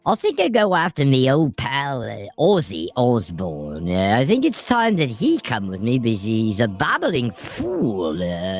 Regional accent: Birmingham, West Midlands, United Kingdom; I am from Birmingham. I don't know if you've heard of Birmingham, England.

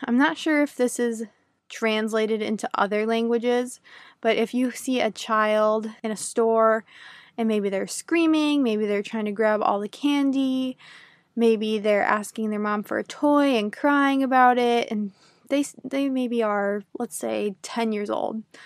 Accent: United States; first language English; a native English speaker from the United States

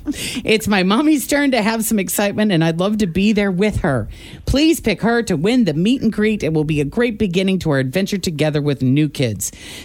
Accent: Illinois, United States; moved away; I was from Illinois

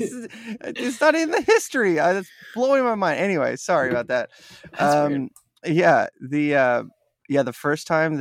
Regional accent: Wasilla, Alaska, United States; I grew up in Wasilla, where Sarah Palin mm-hmm. comes from

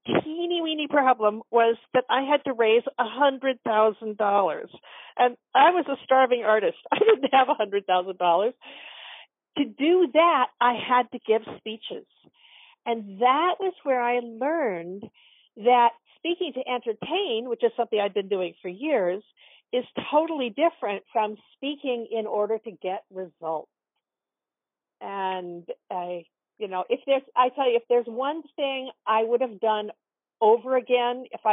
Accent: Portland, Oregon, United States; I grew up in Portland, Oregon, and I grew up going to a children's theater

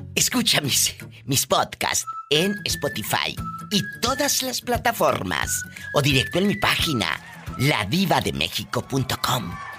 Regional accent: Mexico; now in United States; nuestro México lindo y querido que nunca olvidamos

